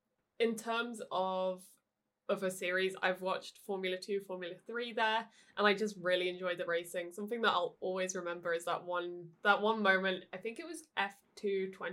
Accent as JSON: {"language": "English", "country": "United Kingdom", "said": "Being British, it's my home track."}